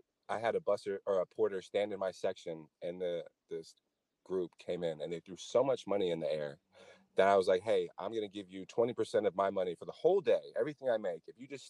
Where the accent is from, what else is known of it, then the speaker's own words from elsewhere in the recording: Los Angeles, California, United States; moved away as an adult; now in Las Vegas, United States; I'm not from Las Vegas, I'm from Los Angeles.